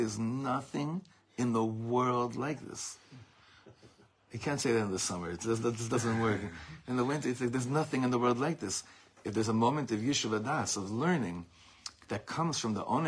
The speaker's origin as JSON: {"language": "English", "town": "Beverly Hills", "region": "California", "country": "United States", "tie": "born or raised there", "said": "I grew up in Beverly Hills"}